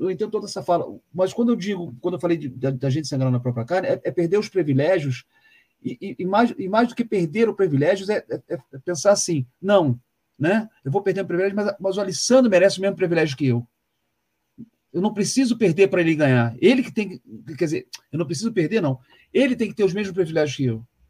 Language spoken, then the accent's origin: Portuguese; Rio de Janeiro, Brazil; moved away as an adult; now in Curitiba, Brazil; como eu venho do Rio